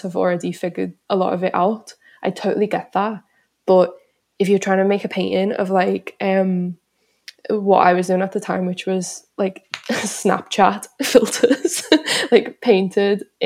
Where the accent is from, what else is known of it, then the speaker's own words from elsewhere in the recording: Liverpool, North West England, United Kingdom; moved away as an adult; now in London, United Kingdom; a lot of my family and friends in Liverpool